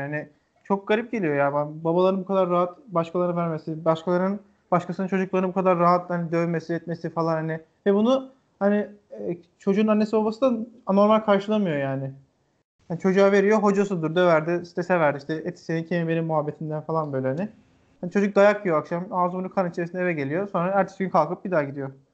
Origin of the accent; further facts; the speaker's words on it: Erzincan, Turkey; bizim şimdi Erzincanlıyım ben. Babam da, e, orada bir köyünden işte Erzincan'ın